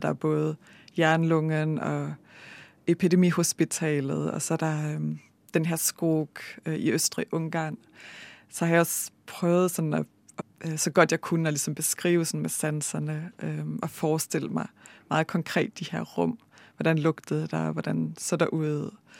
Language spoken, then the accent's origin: Danish; Denmark; moved away as an adult; also born or lived in Bergen, Norway; now in Norway; jeg er født og opvokset i Danmark